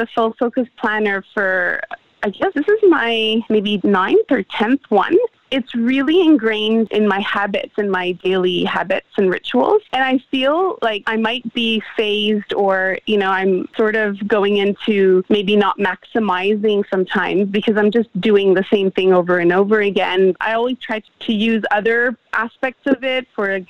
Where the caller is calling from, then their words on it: Melbourne, Victoria, Australia; You're reaching me in Australia, Melbourne, Australia.